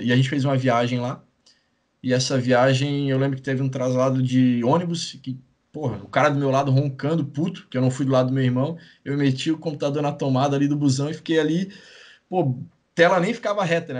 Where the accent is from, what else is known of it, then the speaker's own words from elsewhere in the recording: Itajaí, Santa Catarina, Brazil; also born or lived in Maringá; Sou de Itajaí, nascido